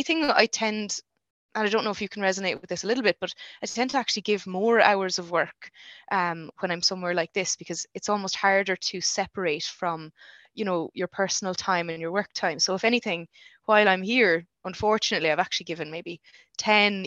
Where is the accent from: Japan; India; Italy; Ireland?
Ireland; Ennis, Munster; moved away as an adult; now in Stockholm, Sweden; I hadn't planned on staying in Ennis long term, because it's, you know, it's my hometown